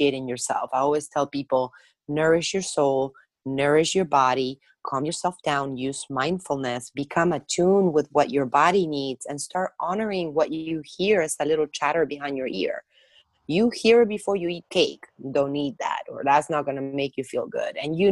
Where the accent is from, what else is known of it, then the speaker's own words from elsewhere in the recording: Argentina; moved away as an adult; also born or lived in France; now in United States; I was born in Argentina, and at this point, I spent half of my life in the United States. I came here when I graduated from my hospitality degree.